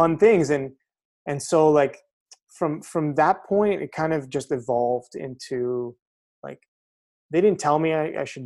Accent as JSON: {"language": "English", "town": "Montreal", "region": "Quebec", "country": "Canada", "tie": "born or raised there", "said": "I grew up in the West Island"}